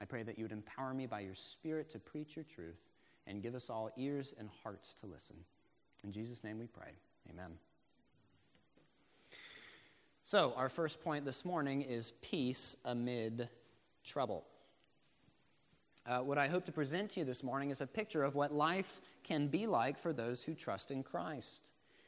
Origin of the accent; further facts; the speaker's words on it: Florida, United States; I grew up in Florida